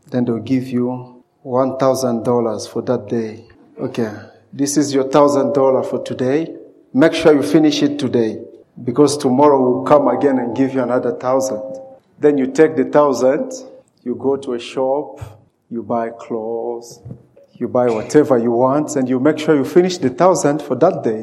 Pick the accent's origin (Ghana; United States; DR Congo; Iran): DR Congo; born there; also born or lived in Zimbabwe; So I was born in Congo, and I, I had a chance to, to walk around so many uh, part of the Congo.